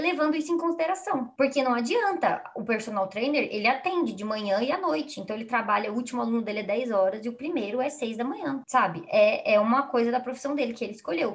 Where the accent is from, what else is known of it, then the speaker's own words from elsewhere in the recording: Brazil; A gente é brasileiro